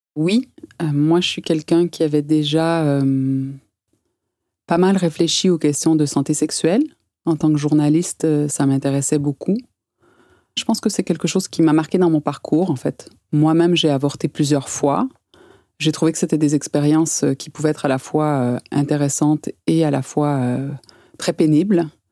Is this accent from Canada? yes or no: yes; Quebec, Canada; also born or lived in Val-de-Marne, France / Paris, France; now in France; j'ai grandi au Canada, qui est un pays où la culture féministe, et particulièrement au Québec